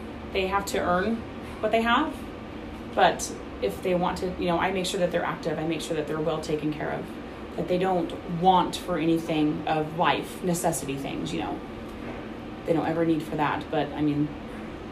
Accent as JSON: {"language": "English", "region": "Oregon", "country": "United States", "moved": "yes", "lives_now": "Utah, United States", "said": "I'm from Oregon. Moved here in 99."}